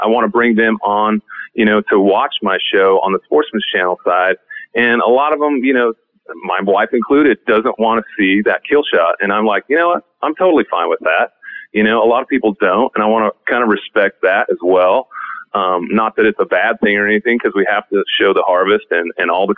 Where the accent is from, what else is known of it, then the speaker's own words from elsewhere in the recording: Hubbell, Nebraska, United States; moved away; I love growing up in Hubble